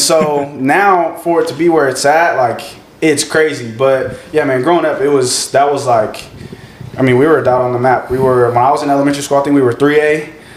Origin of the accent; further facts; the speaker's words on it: Hutto, Texas, United States; growing up in Hutto